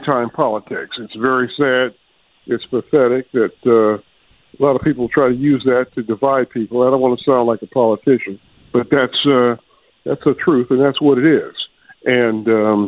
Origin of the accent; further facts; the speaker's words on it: Akron, Ohio, United States; moved away as an adult; also born or lived in Atlanta, Georgia; now in Philadelphia, United States; I remember growing up in Akron, Ohio